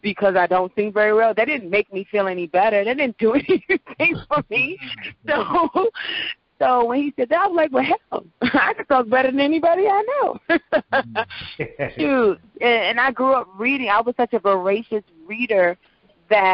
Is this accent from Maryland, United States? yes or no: yes; Prince George's County, Maryland, United States; accent: general American; I am a talent from Prince George's County.